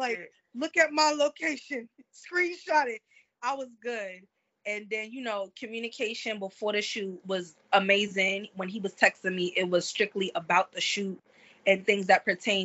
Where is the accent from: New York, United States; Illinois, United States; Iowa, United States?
New York, United States; New York City; I'm from Brooklyn. I had to ride the train. I tell people. I'm a regular New York City girl.